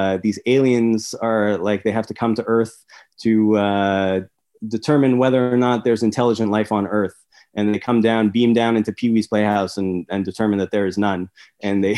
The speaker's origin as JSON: {"language": "English", "town": "Montreal", "region": "Quebec", "country": "Canada", "tie": "born or raised there", "said": "I grew up in Montreal"}